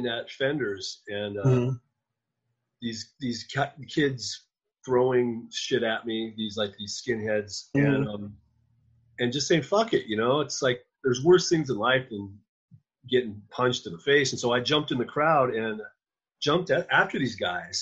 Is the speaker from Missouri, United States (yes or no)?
no; Oregon, United States; also born or lived in Eugene, Oregon / Portland, Oregon; I was born in Oregon